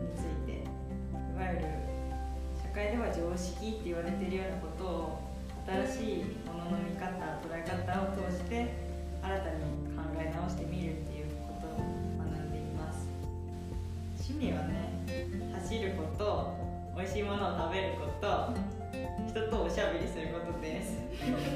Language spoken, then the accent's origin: Japanese; Hiroshima, Japan; moved away as an adult; also born or lived in Kanagawa; now in Minnesota, United States; 生まれは神奈川県育ちは広島県です